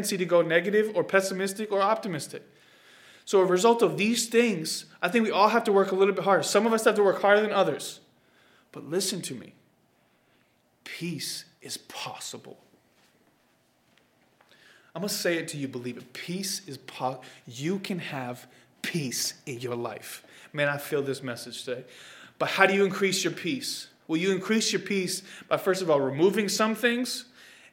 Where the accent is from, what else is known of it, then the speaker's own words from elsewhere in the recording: Boston, Massachusetts, United States; also born or lived in Oklahoma / Florida; I'm speaking as a Bostonian